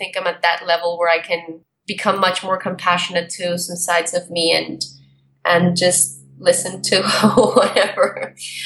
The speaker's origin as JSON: {"language": "English", "country": "Colombia", "tie": "born or raised there", "moved": "yes", "said": "I was brought up in Colombia during the drug war times"}